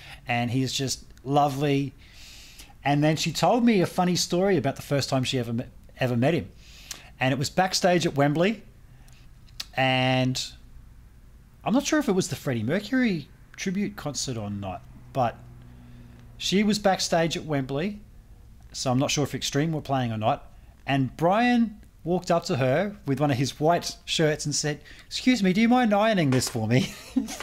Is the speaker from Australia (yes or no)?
yes; Australia; born or raised there